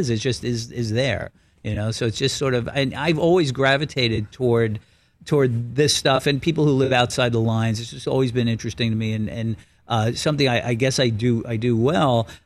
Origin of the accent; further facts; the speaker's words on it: New York City, New York, United States; Brooklyn, in and around a neighborhood that had a lot of guys like this